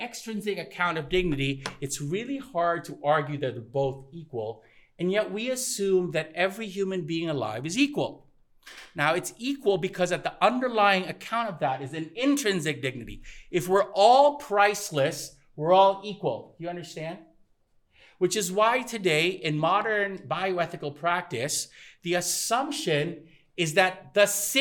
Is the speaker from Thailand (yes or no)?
yes; Thailand; moved away; also born or lived in United States; I grew up in Thailand